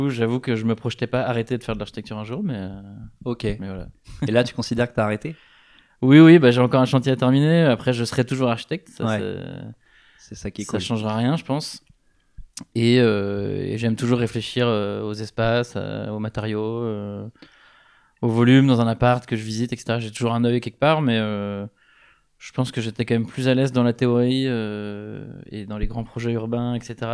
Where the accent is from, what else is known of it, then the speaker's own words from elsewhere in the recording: Rennes, Brittany, France; moved away as an adult; also born or lived in Versailles / Paris; grandi à Rennes.